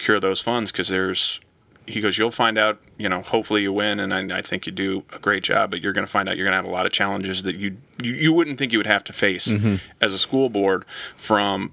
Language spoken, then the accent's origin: English; Lee's Summit, Missouri, United States; moved away as an adult; also born or lived in St. Louis; now in Wentzville, United States; I grew up in Lee's Summit, which is southeast Kansas City